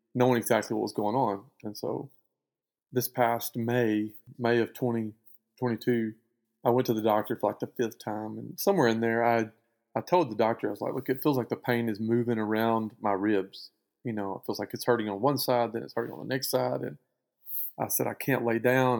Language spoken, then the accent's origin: English; Spring Hill, Louisiana, United States; also born or lived in Lake Erling, Arkansas; just outside of Spring Hill, Louisiana, which is where I went to school and where I grew up.